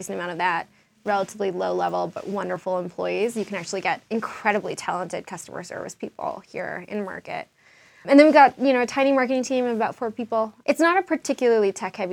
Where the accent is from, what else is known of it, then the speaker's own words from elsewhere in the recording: Washington, District of Columbia, United States; also born or lived in New York; now in Denver, United States; I'm really an East Coaster. I grew up in D.C.